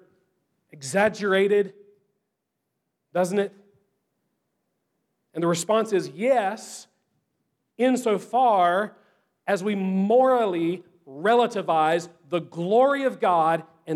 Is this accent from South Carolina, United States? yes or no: yes; Easley, South Carolina, United States; also born or lived in Louisville, Kentucky; I grew up like right outside of Easley